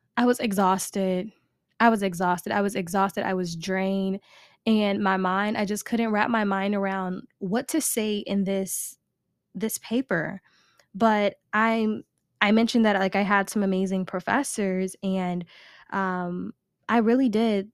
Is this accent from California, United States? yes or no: no; Chicago, Illinois, United States; I am a born and raised Chicago girl, South Side